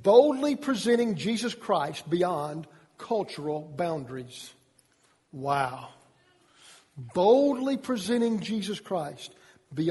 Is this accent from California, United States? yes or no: no; Georgia, United States; I'm from Georgia